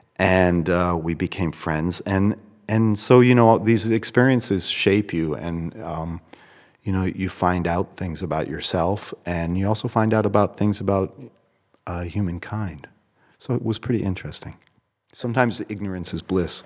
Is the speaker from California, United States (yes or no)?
no; Boston, Massachusetts, United States; as a child, I grew up in Boston